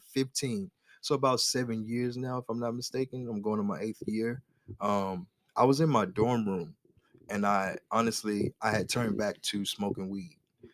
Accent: the South, United States; My family, we're from the South. So we eat pork chops all the time.

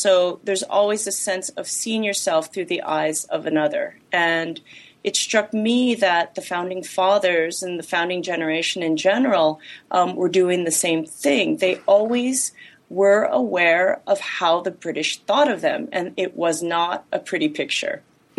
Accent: Los Angeles, California, United States; Well, I was born and raised in Los Angeles

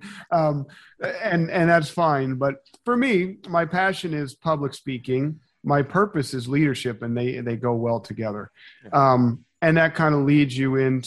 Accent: Philadelphia, Pennsylvania, United States; I'm from Philadelphia

